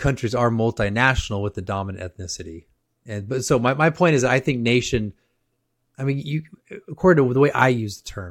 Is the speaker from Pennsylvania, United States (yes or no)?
no; California, United States; I grew up in California